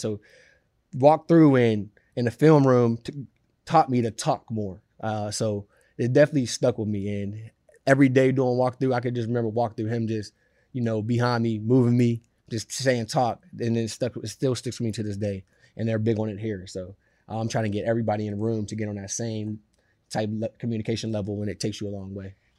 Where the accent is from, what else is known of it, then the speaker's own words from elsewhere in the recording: Pittsburgh, Pennsylvania, United States; now in New York, United States; I'm from Pittsburgh